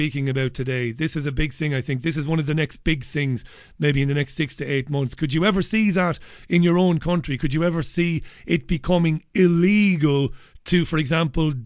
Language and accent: English; Waterford, Munster, Ireland; now in England, United Kingdom; I grew up in Waterford in Ireland